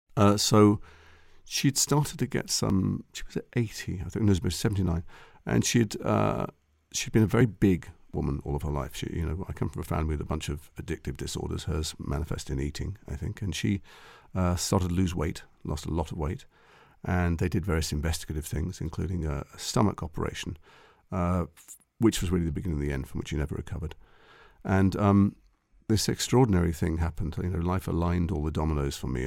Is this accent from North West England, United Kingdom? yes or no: yes; Liverpool, North West England, United Kingdom; we're from Liverpool.